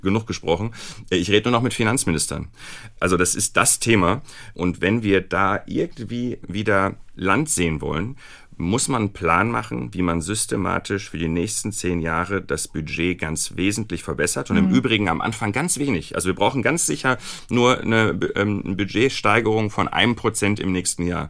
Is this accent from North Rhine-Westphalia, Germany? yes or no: yes; Recklinghausen, North Rhine-Westphalia, Germany; ich bin im Ruhrgebiet aufgewachsen, äh, in Recklinghausen